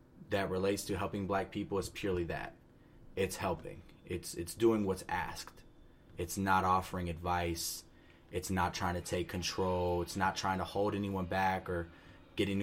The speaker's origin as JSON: {"language": "English", "town": "Powder Springs", "region": "Georgia", "country": "United States", "said": "I'm from Powder Springs, Georgia, which is in Cobb County. It's like Metro Atlanta area."}